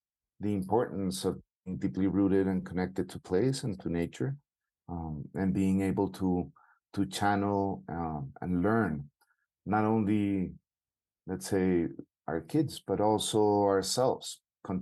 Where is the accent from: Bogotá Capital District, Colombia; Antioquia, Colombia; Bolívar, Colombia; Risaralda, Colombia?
Bogotá Capital District, Colombia; Bogota; I'm from Bogota, Colombia